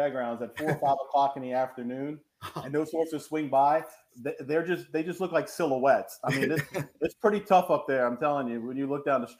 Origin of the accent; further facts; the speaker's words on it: New Orleans, Louisiana, United States; also born or lived in Lafayette; born and raised in New Orleans here, went to school out in Lafayette, came back here after college